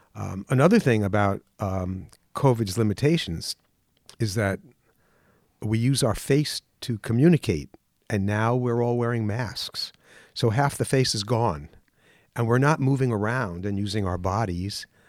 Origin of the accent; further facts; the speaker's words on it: Mount Vernon, New York, United States; I grew up in New York. in Mount Vernon, New York, right on the border of the Bronx